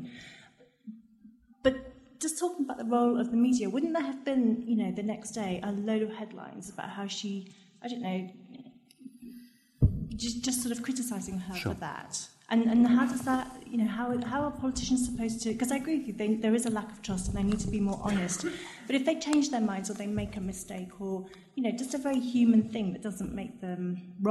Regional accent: London, United Kingdom; I'm from London.

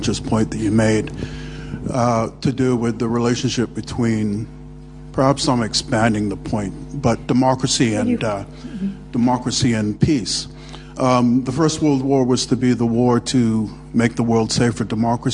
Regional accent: London, United Kingdom; born or raised there; also born or lived in Canada

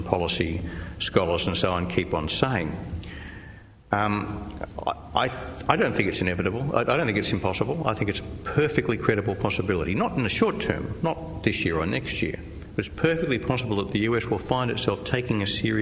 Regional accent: Australia; I'm an Australian

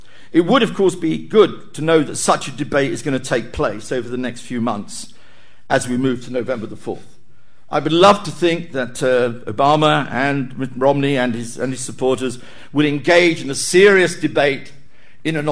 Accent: United Kingdom; as a Brit

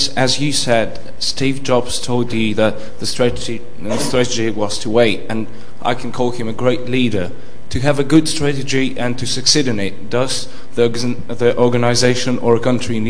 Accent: Russia; I'm from Russia

